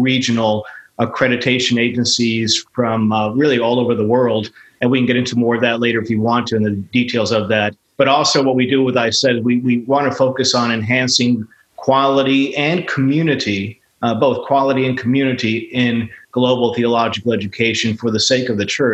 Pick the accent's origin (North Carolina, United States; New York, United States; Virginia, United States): New York, United States; New York City; first language Spanish; English is a second language; my parents were from Cuba. I was born in New York City, learned Spanish before English